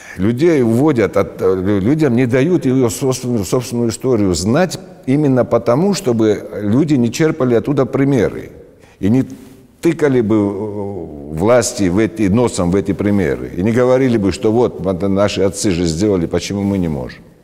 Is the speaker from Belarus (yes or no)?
no; Georgia; я считаю себя грузином, а, безусловно, грузином. По национальности я грузин